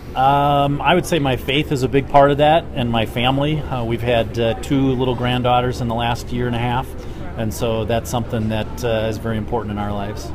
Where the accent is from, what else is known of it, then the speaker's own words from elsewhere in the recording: Lake Geneva, Wisconsin, United States; I'm from Lake Geneva, Wisconsin